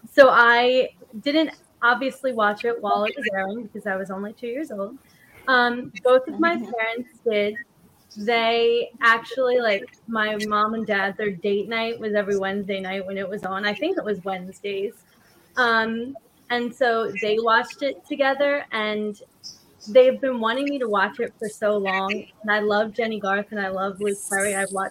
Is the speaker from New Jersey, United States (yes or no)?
yes; New Jersey, United States; now in Philadelphia, United States; So I am from New Jersey, but I'm living in Pennsylvania. I live in Philly.